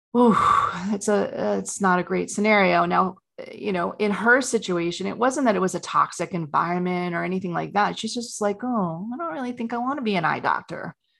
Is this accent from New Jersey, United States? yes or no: no; New York, United States; I grew up in New York, a very competitive family